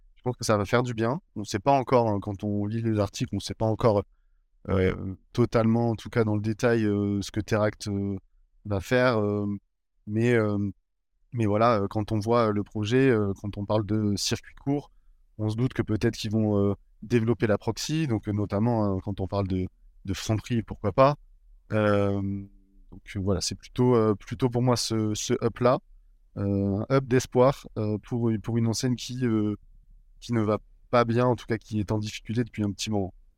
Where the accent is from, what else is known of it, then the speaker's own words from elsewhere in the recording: Bordeaux, Nouvelle-Aquitaine, France; moved away as an adult; now in Lille, France; on m'a proposé de revenir sur ma ville natale et voilà là où j'avais toujours vécu sur Bordeaux